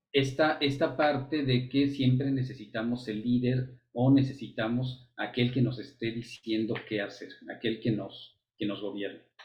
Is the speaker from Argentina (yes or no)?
no; Mexico; nos toca ver como, como mexicanos